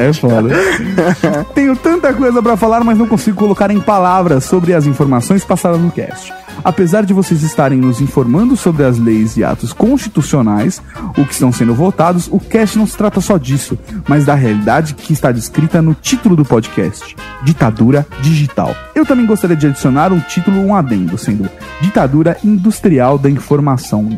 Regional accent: São Bernardo do Campo, São Paulo, Brazil; Eu nasci em São Bernardo

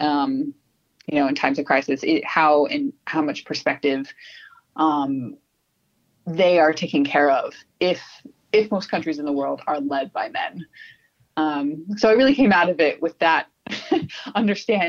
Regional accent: Southern California, United States; accent: American; moved away as an adult; now in Sydney, Australia; I was born in Southern California, lived in California most of my life, came to Australia about almost 7 years ago

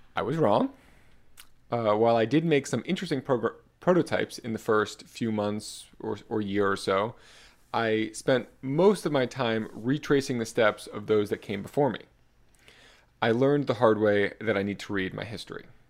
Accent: South Florida, United States; also born or lived in New York City; I was born in New York City in nineteen ninety-four in, and raised in South Florida

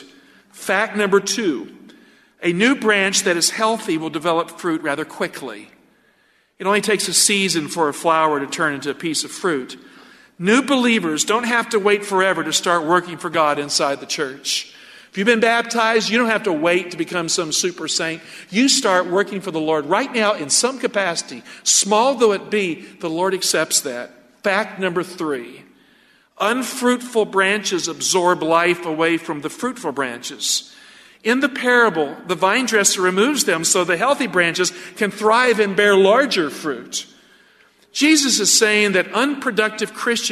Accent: the South, United States; I grew up in the South

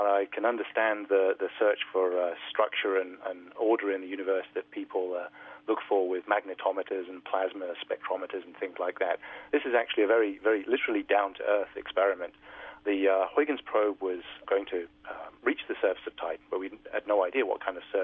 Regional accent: United Kingdom; being a Brit growing up in Europe

